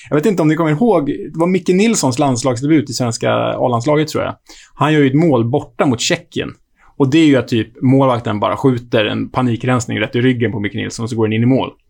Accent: Sweden; Men som svensk känner jag mig inte så olycklig över det ändå.

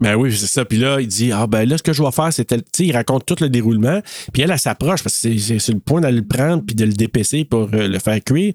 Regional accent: Maniwaki, Quebec, Canada; also born or lived in Gracefield, Quebec / Bouchette, Quebec; je venais de Maniwaki, puis j'ai étudié à, tu sais, Bouchette, Gracefield, Maniwaki. Et en sixième année, j'ai fait ma sixième année à Gracefield

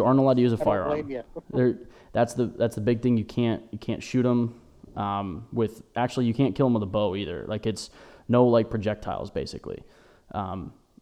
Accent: Erie, Pennsylvania, United States; we're from Erie, Pennsylvania.

